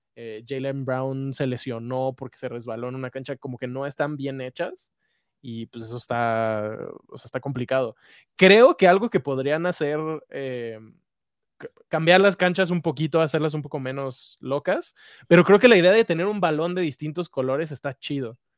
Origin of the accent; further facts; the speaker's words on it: Mexico; somos mexicanos